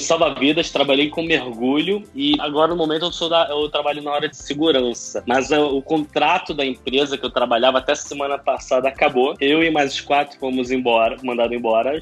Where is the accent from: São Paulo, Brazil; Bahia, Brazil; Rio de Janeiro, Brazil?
Rio de Janeiro, Brazil; moved away as an adult; now in Israel; Eu sou um carioca, nascido em 89, fui educado em família judaica